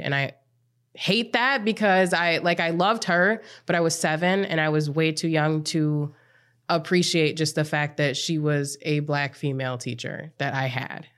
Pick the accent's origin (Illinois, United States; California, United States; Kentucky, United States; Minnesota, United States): Minnesota, United States; Apple Valley; I grew up in Apple Valley, Minnesota, um, did K through twelve education in District one ninety-six schools